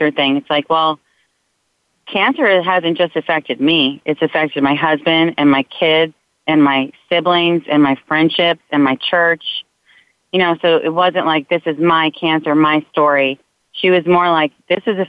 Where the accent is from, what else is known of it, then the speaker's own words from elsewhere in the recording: New York, United States; I'm Italian, I'm from New York